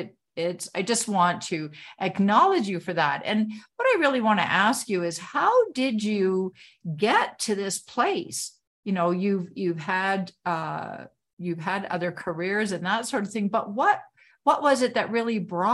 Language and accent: English; Canada; I'm a Canadian, I had to say